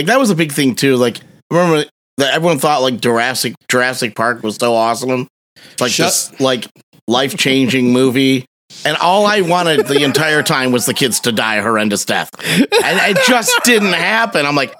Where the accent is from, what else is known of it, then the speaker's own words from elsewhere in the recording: Costa Rica; I didn't. I'm from Costa Rica. I was disappointed.